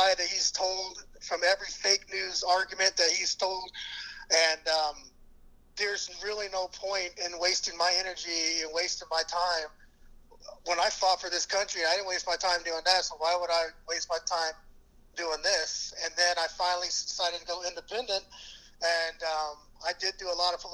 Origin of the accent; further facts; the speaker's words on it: Kerrville, Texas, United States; I'm born and raised in Kerrville, Texas.